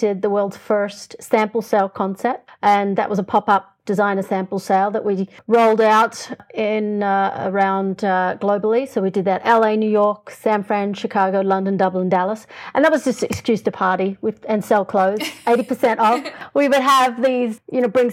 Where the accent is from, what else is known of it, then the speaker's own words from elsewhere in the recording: Australia; moved away as an adult; now in Los Angeles, United States; I'm an Australian